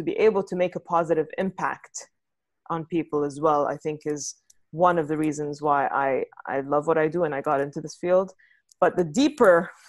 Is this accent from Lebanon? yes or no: yes; Beirut, Beirut Governorate, Lebanon; moved away as an adult; also born or lived in London / Dubai / New York; now in California, United States; So I'm from Lebanon originally. I grew up there in Beirut